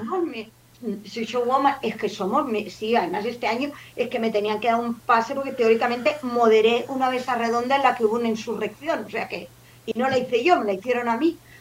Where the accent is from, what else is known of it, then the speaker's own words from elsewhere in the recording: Barcelona, Catalonia, Spain; yo soy de Sans